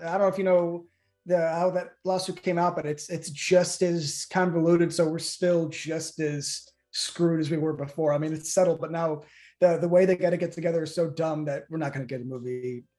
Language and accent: English; Midwest, United States; I'm from the Midwest. I'm naturally polite.